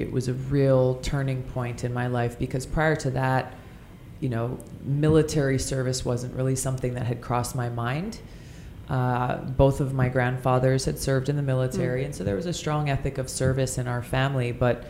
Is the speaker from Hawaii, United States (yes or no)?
yes; Hawaii, United States; Growing up in Hawaii, the culture that we're surrounded by is one where we are taught to be custodians of our home